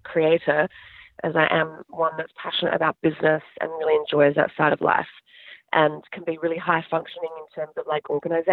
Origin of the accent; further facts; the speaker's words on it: Adelaide, South Australia, Australia; moved away as an adult; now in United States; I grew up in Adelaide, South Australia